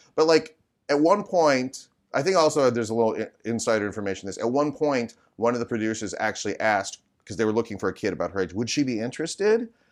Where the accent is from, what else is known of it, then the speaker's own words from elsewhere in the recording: Midwest, United States; now in Sherman Oaks, United States; growing up in the Midwest